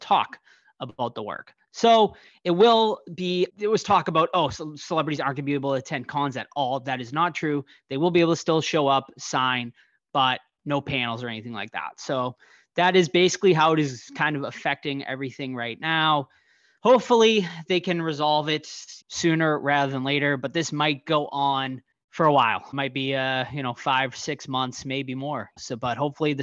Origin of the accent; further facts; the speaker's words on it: Boston, Massachusetts, United States; accent: Boston; My Boston accent